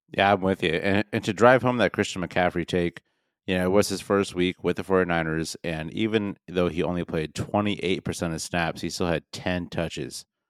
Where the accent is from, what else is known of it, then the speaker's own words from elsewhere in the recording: the Northwest, Pacific Northwest, United States; we are from the Northwest.